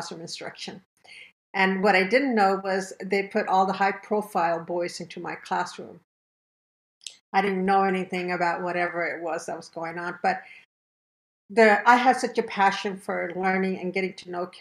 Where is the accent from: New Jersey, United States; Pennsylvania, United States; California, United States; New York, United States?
California, United States; Imperial Valley; English is a second language; also born or lived in India; I grew up in Imperial Valley, a very small town